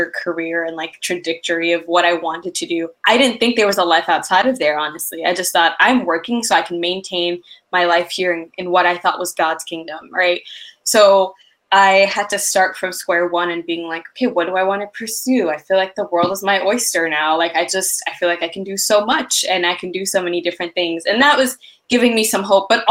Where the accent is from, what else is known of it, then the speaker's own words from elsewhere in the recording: Ethiopia; moved away; I'm originally from Ethiopia